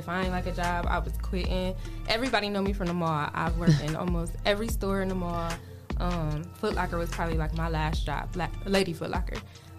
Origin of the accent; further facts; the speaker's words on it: Toledo, Ohio, United States; I am from Toledo. I grew up.